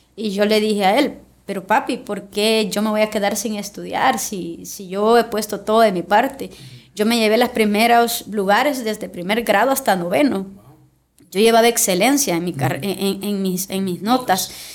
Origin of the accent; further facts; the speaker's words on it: Ciudad Arce, La Libertad, El Salvador; Yo vengo de una cuna muy humilde, vengo del municipio de Ciudad Arce, que es de mi querido departamento